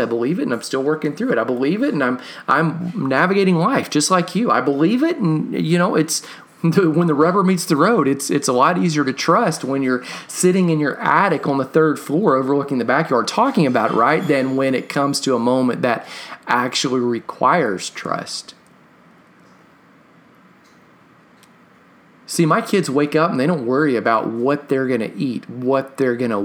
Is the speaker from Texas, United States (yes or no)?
yes; Katy, Texas, United States; growing up in Texas or being a little kid in Texas, I went to several rodeos